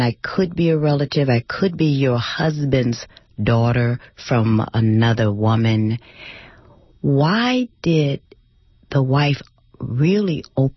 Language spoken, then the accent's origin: English; Wisconsin, United States; I'm from Wisconsin